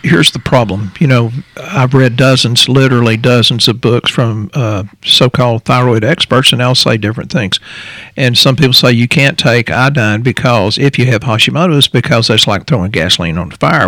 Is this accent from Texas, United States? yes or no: yes; Texas, United States; we're from Texas, so that's a saying down here